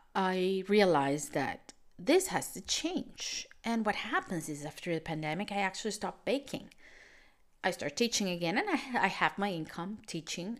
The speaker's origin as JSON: {"language": "English", "country": "Venezuela", "tie": "born or raised there", "moved": "yes", "said": "I come from Venezuela, which is, was a country, still a country with a very unstable economy"}